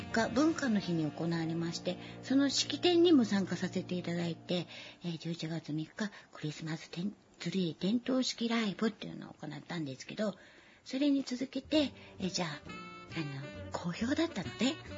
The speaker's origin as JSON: {"language": "Japanese", "region": "Chiba", "country": "Japan", "tie": "born or raised there", "also_born_or_lived": "Kyoto", "said": "地元千葉県"}